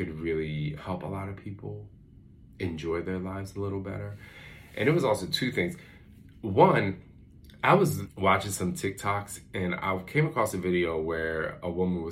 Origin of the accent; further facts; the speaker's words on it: Philadelphia, Pennsylvania, United States; moved away; when we were growing up in Philly, like the block, everybody came out and sat on their porch